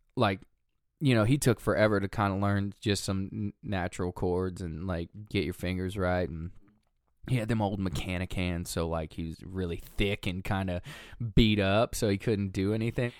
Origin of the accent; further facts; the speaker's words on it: Watauga, Texas, United States; also born or lived in Lafayette, Louisiana / Tulsa, Oklahoma / Owasso, Oklahoma; I grew up in Watauga, Texas